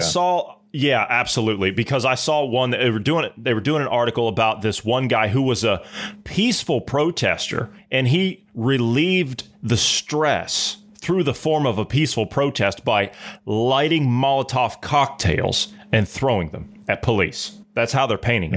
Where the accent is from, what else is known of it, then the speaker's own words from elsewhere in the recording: Ohio, United States; I come from Ohio.